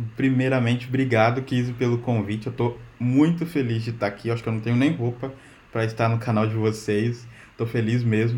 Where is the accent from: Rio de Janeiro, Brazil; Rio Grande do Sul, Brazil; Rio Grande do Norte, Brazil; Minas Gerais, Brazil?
Minas Gerais, Brazil; moved away as an adult; also born or lived in São Paulo; now in Portugal; eu sou de Minas, trabalhei em São Paulo, agora eu estou aqui em Portugal